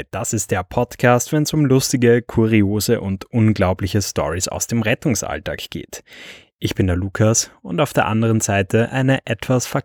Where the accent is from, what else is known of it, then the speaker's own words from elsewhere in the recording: Austria; ich lerne selbst als Österreicher immer wieder neue äh, Wörter von dir.